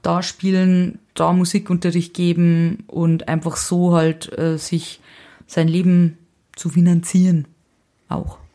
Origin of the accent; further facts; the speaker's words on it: Saldenburg, Bavaria, Germany; moved away as an adult; also born or lived in Hutthurm; now in Nuremberg, Germany; aufgewachsen, aber in Traubmannsdorf, das ist die Gemeinde Saldenburg